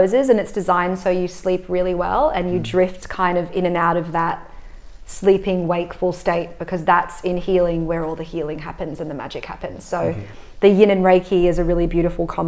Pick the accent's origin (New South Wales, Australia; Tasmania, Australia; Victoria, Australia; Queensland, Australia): New South Wales, Australia; Sydney; also born or lived in Hong Kong; I grew up in Hong Kong till I was 8, and then Sydney in Bondi for the rest of the time.